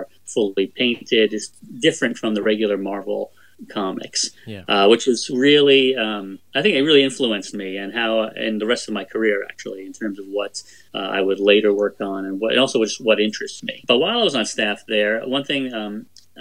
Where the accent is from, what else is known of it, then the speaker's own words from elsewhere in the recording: New York, United States; I grew up in New York